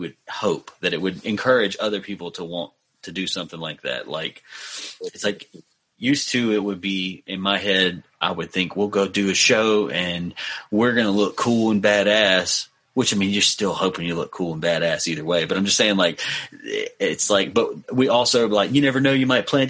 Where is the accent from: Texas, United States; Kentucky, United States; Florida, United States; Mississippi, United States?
Mississippi, United States; my hometown is like in a bad spot as of lately